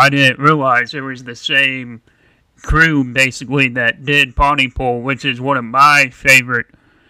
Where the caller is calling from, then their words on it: Charlotte, North Carolina, United States; I am calling from Charlotte, North Carolina.